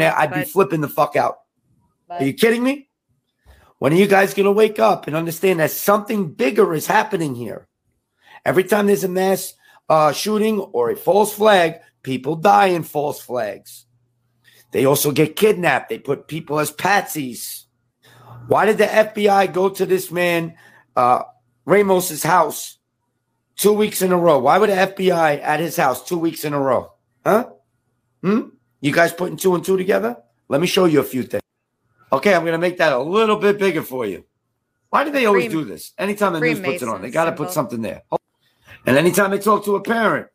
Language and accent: English; New York, United States; I'm from New York